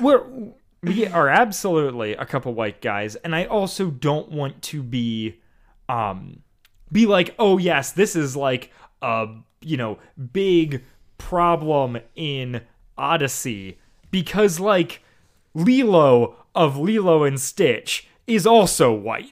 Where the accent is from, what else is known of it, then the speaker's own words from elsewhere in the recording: Iowa, United States; moved away; that's where I'm from